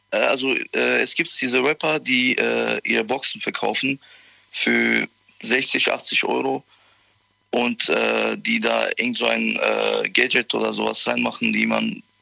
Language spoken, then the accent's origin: German; Koblenz, Rhineland-Palatinate, Germany